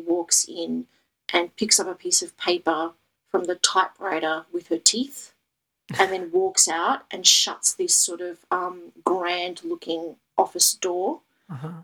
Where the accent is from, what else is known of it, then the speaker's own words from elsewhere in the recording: Melbourne, Victoria, Australia; I'm from Melbourne, Australia